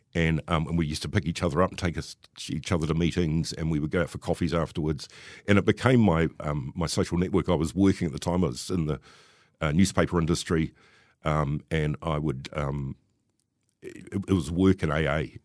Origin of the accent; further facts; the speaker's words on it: Wellington, New Zealand; I grew up in Wellington and I was born in sixty-six